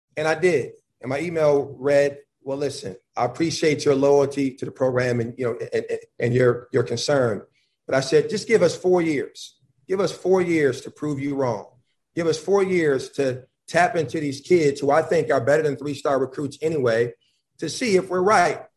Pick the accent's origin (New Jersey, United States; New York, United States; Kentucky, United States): New York, United States; Buffalo; moved away; also born or lived in Georgia / North Carolina; I'm from Buffalo, New York